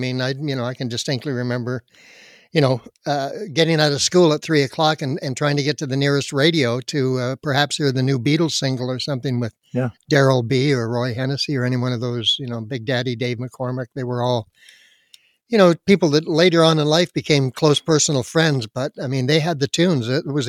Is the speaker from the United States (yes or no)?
no; Surrey, British Columbia, Canada; Born and raised on the West Coast up in beautiful Surrey, North Surrey, British Columbia.